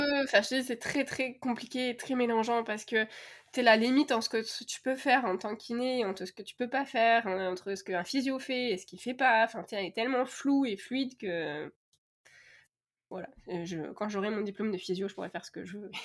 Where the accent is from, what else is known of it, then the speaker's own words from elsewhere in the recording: France; now in Canada; chez nous en France